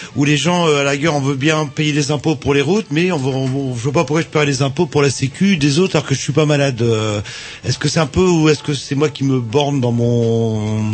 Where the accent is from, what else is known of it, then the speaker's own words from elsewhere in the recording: Trégor, Brittany, France; vers chez moi dans le Trégor